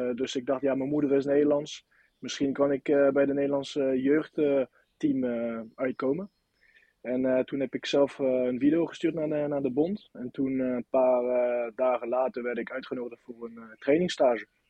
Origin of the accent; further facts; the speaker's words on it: Nantes, Pays de la Loire, France; accent: French; Dutch is a second language; moved away as an adult; now in Volendam, Netherlands; ik kom uit Nant